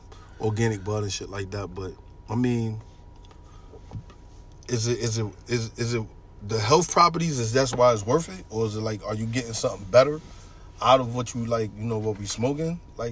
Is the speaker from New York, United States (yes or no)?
yes; New York, United States; But keep this in mind. I'm coming from New York. Everything is totally different than up here.